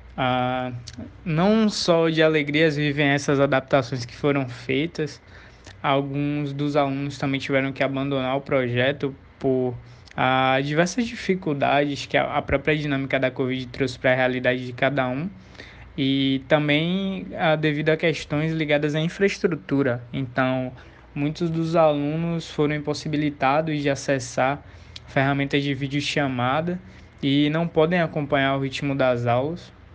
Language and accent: Portuguese; Salvador, Bahia, Brazil; eu venho de Salvador, a primeira capital do Brasil, terra do axé, do carnaval e de uma riquíssima cultura afro-brasileira. Ah, eu moro exatamente no Calabar